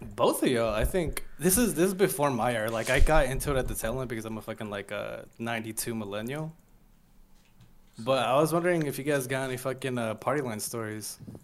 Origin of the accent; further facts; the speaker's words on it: New York City, New York, United States; I'm from New York and there's not that many, like, cholos and shit out here